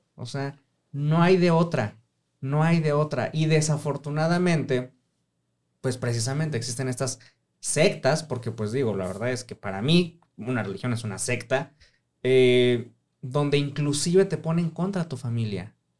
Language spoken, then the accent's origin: Spanish; Mexico City, Mexico; soy de Ciudad de México